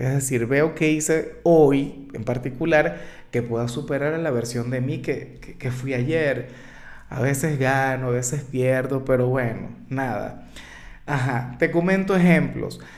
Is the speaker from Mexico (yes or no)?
no; Venezuela; como muchos venezolanos, los amigos se fueron del país, los amigos emigraron